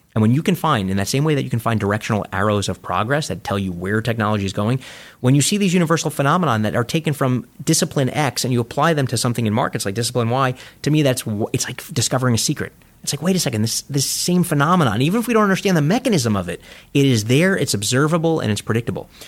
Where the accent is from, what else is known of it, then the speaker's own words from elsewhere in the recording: New York City, New York, United States; When I grew up in Coney Island